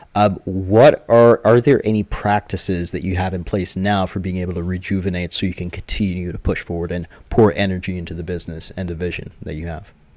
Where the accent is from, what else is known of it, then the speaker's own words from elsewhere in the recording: Jamaica; I am Jamaican, uh, 100%, uh, born and raised.